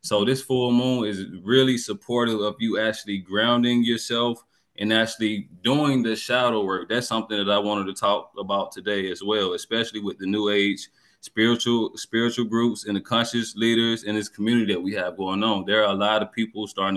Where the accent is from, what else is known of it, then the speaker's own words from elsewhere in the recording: Georgia, United States; I'm from Georgia.